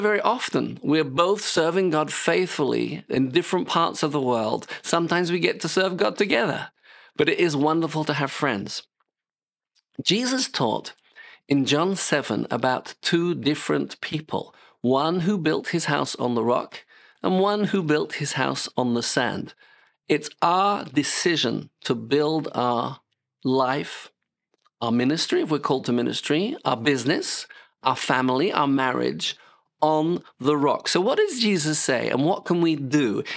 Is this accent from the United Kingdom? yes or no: yes; United Kingdom; moved away as an adult; now in France; I'm British